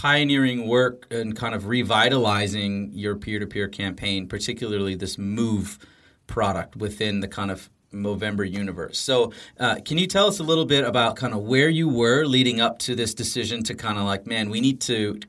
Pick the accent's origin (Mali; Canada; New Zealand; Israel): Canada; being Canadian